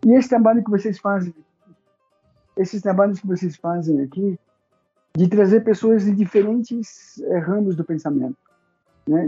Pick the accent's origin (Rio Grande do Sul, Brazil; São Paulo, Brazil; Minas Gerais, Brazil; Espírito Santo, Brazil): São Paulo, Brazil; moved away as an adult; now in Caieiras, Brazil; Eu nasci em São Paulo, Paulo na cidade, na capital de São Paulo, sou paulistano